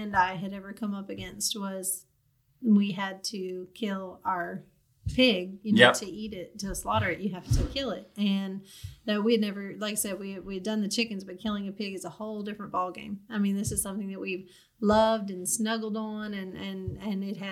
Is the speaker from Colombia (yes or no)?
no; Louisiana, United States; moved away as an adult; I'm from Louisiana, born and raised here